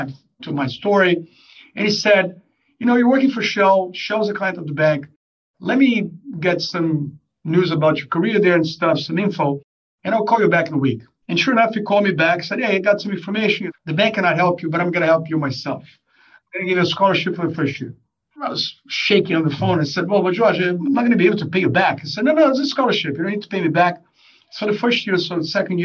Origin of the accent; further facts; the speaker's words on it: Rio de Janeiro, Brazil; moved away as an adult; I'm originally from Brazil, from Rio de Janeiro. That's where I was born and where I spent a lot of my early years.